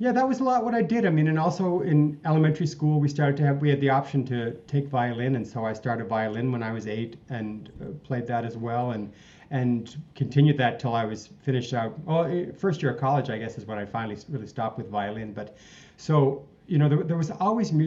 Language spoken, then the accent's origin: English; Dartmouth, Nova Scotia, Canada; now in Calgary, Canada; growing up in Nova Scotia. I always say Halifax to people, but I'm really from Dartmouth across the harbor